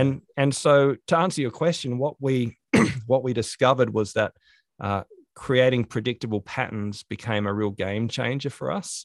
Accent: Australia; growing up in Australia

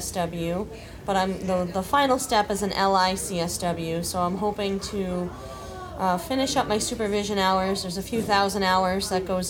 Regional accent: Blackstone, Massachusetts, United States; I grew up in Blackstone, and I went to Blackstone Regional High School

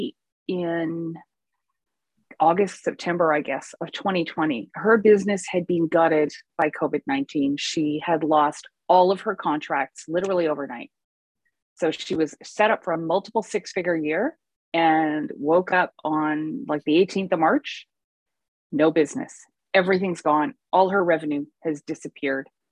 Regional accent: Vancouver, British Columbia, Canada; I'm from Vancouver

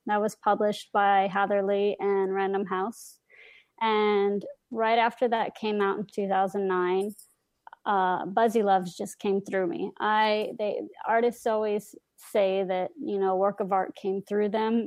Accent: Colorado, United States; moved away; also born or lived in Dallas / Miami / New York / Los Angeles; I grew up in Colorado, lived in Dallas, Miami, New York, L

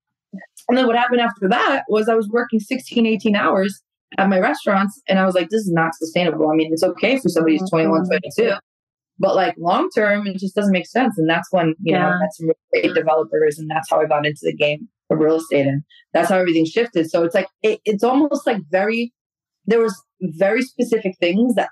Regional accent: Albania; moved away; I come from Albania, like in Europe

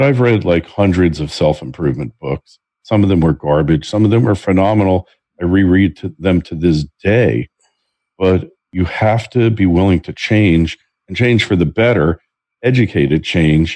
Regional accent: New Jersey, United States; also born or lived in New York; spending 37 years in New York, and I grew up in New Jersey, right by New York.

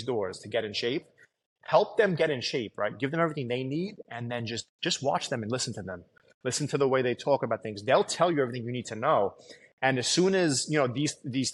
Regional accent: New York City, New York, United States; growing up in Staten Island

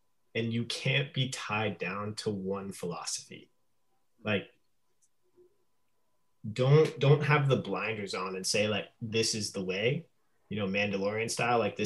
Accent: Alaska, United States; also born or lived in Phoenix; now in Portland, United States; I grew up in Alaska.

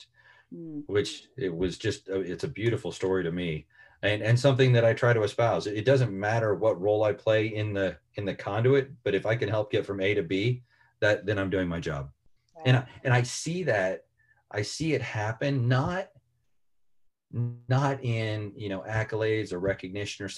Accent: Central Illinois, United States; I grew up in Central Illinois, which is a town of about 4,500 people

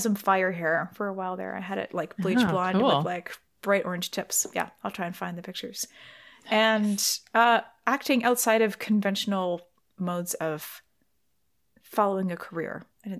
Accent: Canada; also born or lived in United Kingdom; Before I had lived in England, I always identified as half Canadian, half English, because my mother was British and my dad is Canadian. However, once I lived in England and really got to know there, I was like, no, I'm way more Canadian.

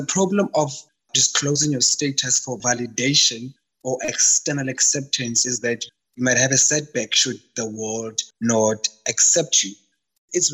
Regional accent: South Africa; I'm from Kasi, so the whole diet thing never worked, because from Kasi, we eat the same thing. If it's pap and cabbage, all of us take it

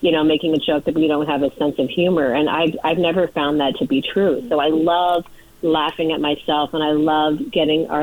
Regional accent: Connecticut, United States; also born or lived in Amsterdam, Netherlands; now in New York City, United States; I was brought up in Connecticut, in a suburban area outside of New York City, so not a New Yorker at all

